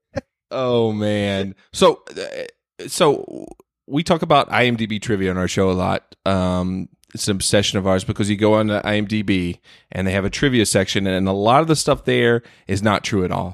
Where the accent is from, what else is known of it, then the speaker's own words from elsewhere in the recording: North Carolina, United States; my home state of, uh, North Carolina